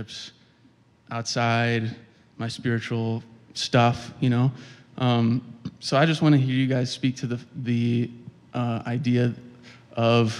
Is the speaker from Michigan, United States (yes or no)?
yes; Kalamazoo, Michigan, United States; I'm from Kalamazoo, Michigan